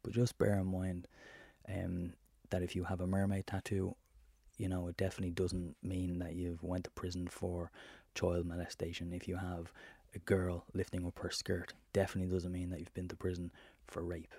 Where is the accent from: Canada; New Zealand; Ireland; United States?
Ireland; as an Irishman